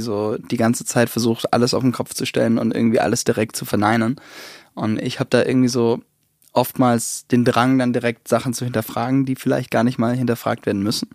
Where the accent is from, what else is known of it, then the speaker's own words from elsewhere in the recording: Southern Germany, Germany; also born or lived in United States; bin ich in Süddeutschland eben groß geworden